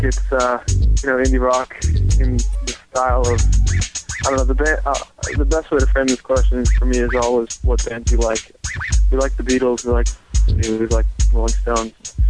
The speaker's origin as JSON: {"language": "English", "town": "Los Angeles", "region": "California", "country": "United States", "said": "I'm 23 years old, and I am from Venice, California."}